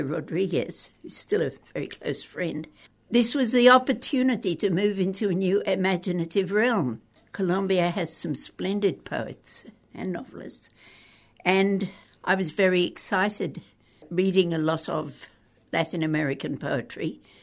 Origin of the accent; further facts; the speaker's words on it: Brisbane, Queensland, Australia; also born or lived in Perth / Adelaide; I was brought up in Clayfield in Brisbane.